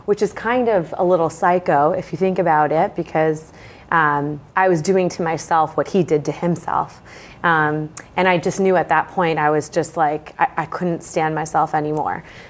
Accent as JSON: {"language": "English", "town": "Bedford", "region": "New Hampshire", "country": "United States", "tie": "born or raised there", "lives_now": "Londonderry, United States", "said": "I was raised in Bedford, New Hampshire"}